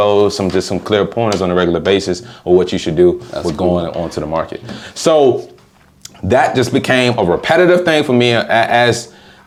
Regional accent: Washington, District of Columbia, United States; Growing up in Southeast of DC, I mean, my parents, you know, especially my grandmother, they did a good job of keeping me away from the streets.

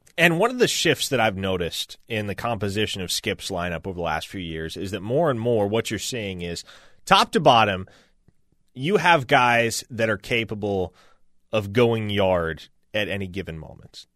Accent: Nebraska, United States; moved away; I grew up in Nebraska

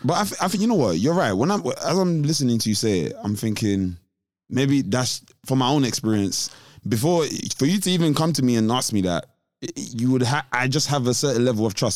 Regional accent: London, United Kingdom; I'm black, I'm from London

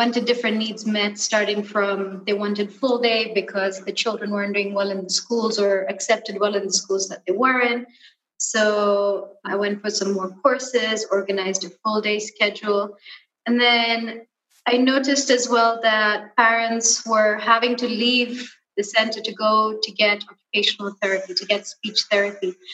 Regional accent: Kenya; born and raised in Kenya, and I studied abroad

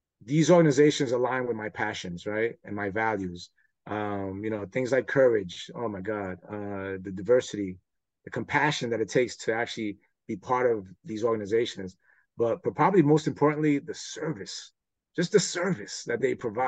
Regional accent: New York City, New York, United States; growing up in New York

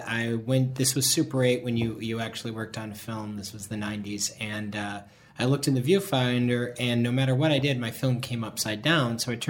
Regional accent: Minnesota, United States; moved away as an adult; also born or lived in Madison, Wisconsin; now in Los Angeles, United States; Yeah, I mean, I grew up in Minnesota

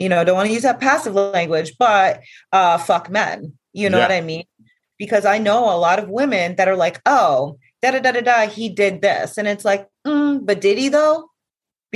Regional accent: Vermont, United States; I'm from Vermont

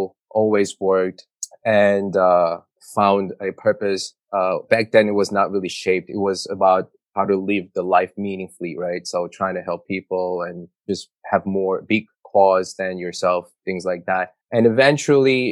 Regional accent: South Korea; English is a second language; moved away as an adult; now in New York, United States; I immigrated in New York at the age of 17. So I grew up in South Korea, went to high school there

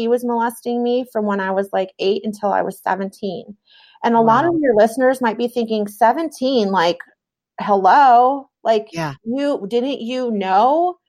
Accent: New York, United States; also born or lived in Michigan; I was born in Michigan. We lived in New York at the time.

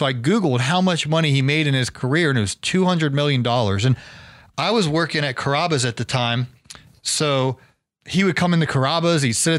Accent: Ohio, United States; moved away; also born or lived in Duluth, Georgia; So I grew up in Ohio.

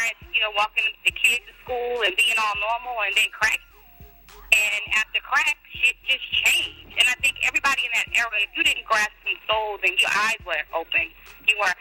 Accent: New Orleans area, Louisiana, United States; we grew up in New Orleans, Louisiana, right outside of New Orleans in Canada, actually. We claim New Orleans because it's the closest city that everybody knows.

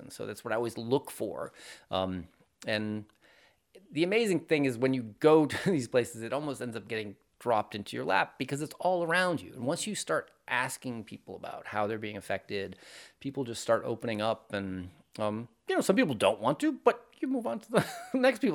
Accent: Maine, United States; moved away; I grew up up in Maine

